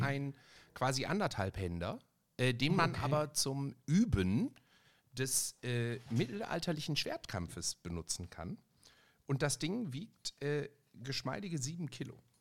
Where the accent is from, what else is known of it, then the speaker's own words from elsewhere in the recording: Ruhr area, North Rhine-Westphalia, Germany; ich komme aus dem Ruhrgebiet